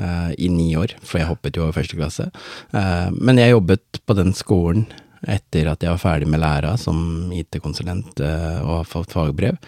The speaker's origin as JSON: {"language": "Norwegian", "region": "Oslo", "country": "Norway", "tie": "born or raised there", "also_born_or_lived": "Båtsfjord, Norway", "lives_now": "Skien, Norway"}